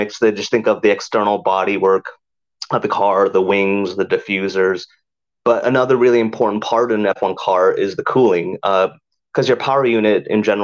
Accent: Southern California, United States; moved away as an adult; now in United Kingdom; the area I grew up in Southern California was like, it's historically very famous for drag racing

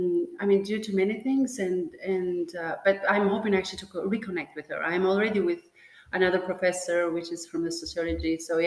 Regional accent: Tirana, Tirana County, Albania; English is a second language; moved away as an adult; now in Belgium; So my origin, I'm born in Tirana, Albania. But what I was saying, you know, when we were talking earlier on, is that I come actually from the Balkan, right? Because part of my family actually is in Macedonia. You know, I have roots

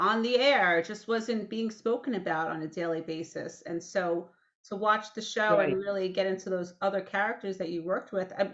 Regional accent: New York, United States; I growing up in New York

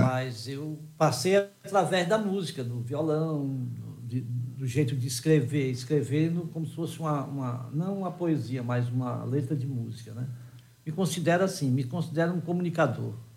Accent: Ceará, Brazil; eu sou cearense

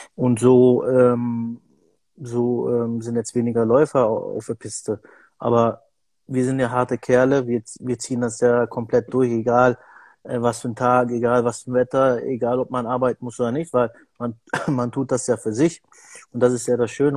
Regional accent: Bielefeld, North Rhine-Westphalia, Germany; ich komme ja aus Bielefeld

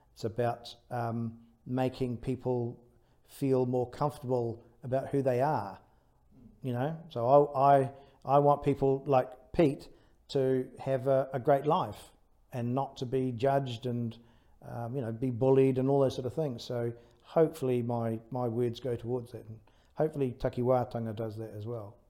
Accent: Taranaki, New Zealand; I was brought up in Taranaki, so brought up by the sea

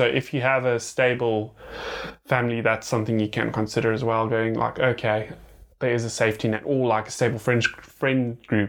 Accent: South Africa; as South African as we are

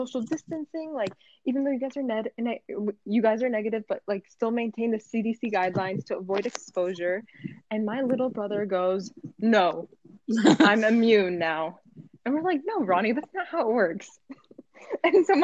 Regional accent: Philadelphia, Pennsylvania, United States; I was born in Philadelphia

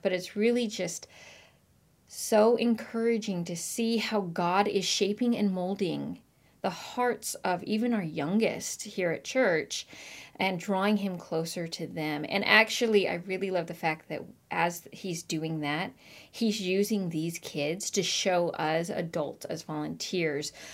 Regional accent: Marysville, Washington, United States; also born or lived in Virginia; I actually grew up in Washington, in Marysville, Washington

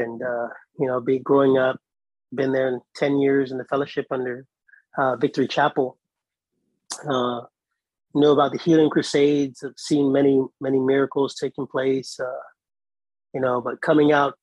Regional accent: Guam; also born or lived in Austin, Texas; now in Hilo, United States; I'm actually from the island of Guam. I'm a Pacific Islander, Chamorro by nature

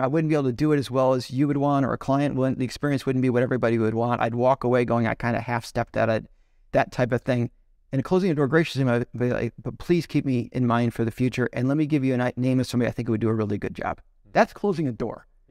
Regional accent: Chicago, Illinois, United States; So, I knew him growing up in Chicago

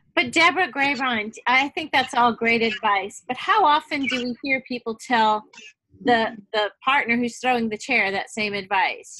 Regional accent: New Orleans, Louisiana, United States; now in Texas, United States; I was born in New Orleans, but we're all Southern girls now

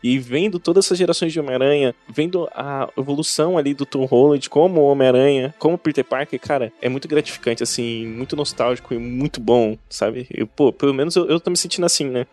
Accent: Brazil; Eu sou brasileiro

